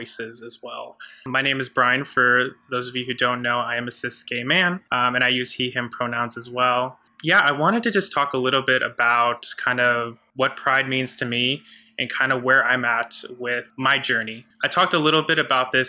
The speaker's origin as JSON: {"language": "English", "country": "United States", "tie": "born or raised there", "said": "I was raised in the Catholic Church in a very conservative part of the U.S."}